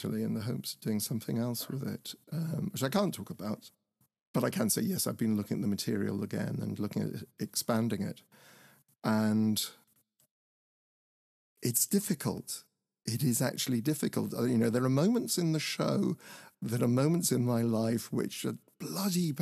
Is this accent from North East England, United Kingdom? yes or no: no; Horsham, South East England, United Kingdom; the theatre where I grew up in Horsham